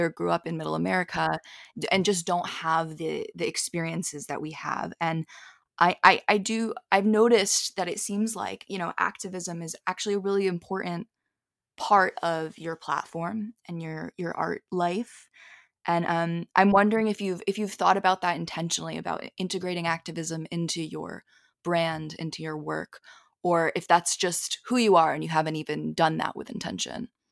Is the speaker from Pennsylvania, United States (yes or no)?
yes; Philadelphia, Pennsylvania, United States; moved away; I grew up in Philly